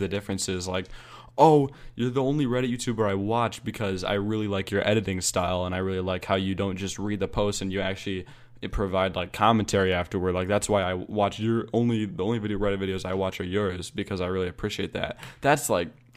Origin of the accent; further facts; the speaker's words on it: United States; I'm American